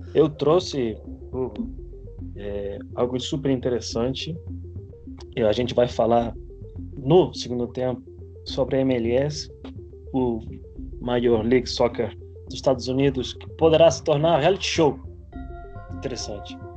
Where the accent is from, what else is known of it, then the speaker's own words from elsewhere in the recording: Spain; moved away; minha infância na Espanha